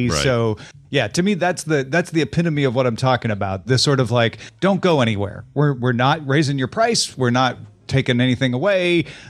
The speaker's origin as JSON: {"language": "English", "region": "Midwest", "country": "United States", "said": "You know, I'm from the Midwest."}